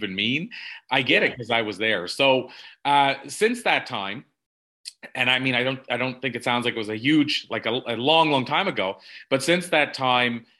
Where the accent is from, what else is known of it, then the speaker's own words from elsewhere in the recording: the Maritimes, Canada; both of us being Maritimers